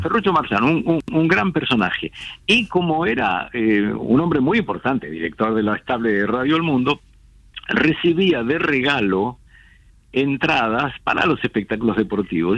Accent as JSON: {"language": "Spanish", "region": "Buenos Aires", "country": "Argentina", "tie": "born or raised there", "also_born_or_lived": "Vicente López / Olivos / Acassuso / Punta Chica", "moved": "as an adult", "lives_now": "Martínez, Argentina", "said": "yo soy nacido y criado en Caballito."}